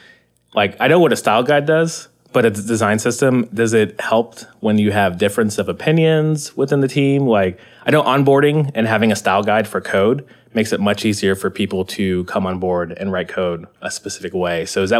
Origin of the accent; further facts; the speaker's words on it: United States; I'm American.